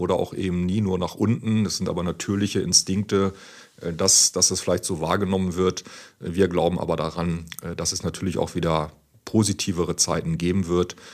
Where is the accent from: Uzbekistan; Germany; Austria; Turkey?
Germany; near Hanover, Lower Saxony; ich komme ja auch aus der Nähe von Hannover